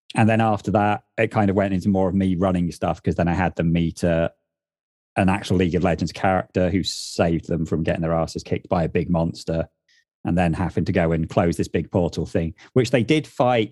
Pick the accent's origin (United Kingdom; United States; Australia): United Kingdom; England; moved away as an adult; now in north of England, United Kingdom; where I grew up in the South